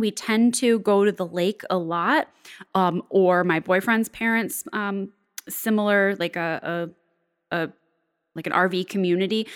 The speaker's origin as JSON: {"language": "English", "town": "Buffalo", "region": "New York", "country": "United States", "tie": "born or raised there", "said": "my hometown area of Buffalo, New York, or Western New York"}